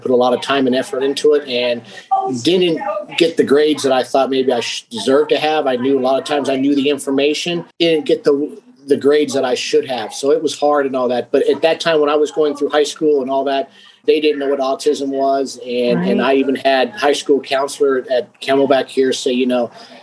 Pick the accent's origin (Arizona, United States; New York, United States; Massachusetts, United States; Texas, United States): Arizona, United States; Phoenix; I was born and raised here in Phoenix, Arizona